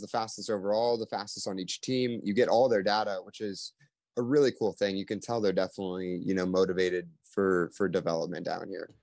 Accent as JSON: {"language": "English", "town": "Louisville", "region": "Kentucky", "country": "United States", "moved": "yes", "lives_now": "Indianapolis, United States", "said": "I'm originally from Louisville, Kentucky"}